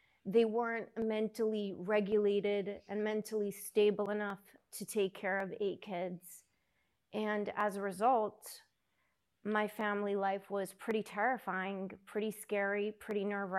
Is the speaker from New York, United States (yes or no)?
no; Lakewood, New Jersey, United States; also born or lived in Los Angeles / Brooklyn; So I was 3, and then we moved to Brooklyn. Lived there till I was 9, and then we moved to New Jersey. To Lakewood, New Jersey.